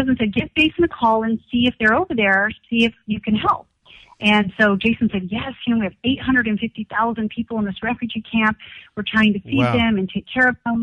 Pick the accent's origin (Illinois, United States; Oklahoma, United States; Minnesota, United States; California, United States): California, United States; also born or lived in Corona, California; I was born and raised in California. I live in Corona, California, in Riverside